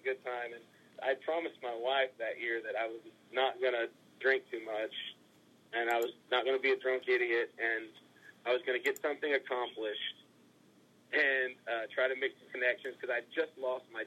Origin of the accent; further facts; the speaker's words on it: Texas, United States; I grew up in Texas